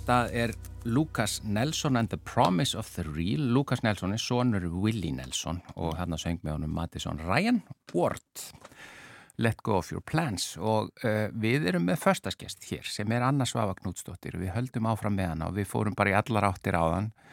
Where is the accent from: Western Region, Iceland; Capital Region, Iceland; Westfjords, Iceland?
Capital Region, Iceland; Reykjavík; Því ég kem úr Vestubænum og, og bjó lengi út á Granda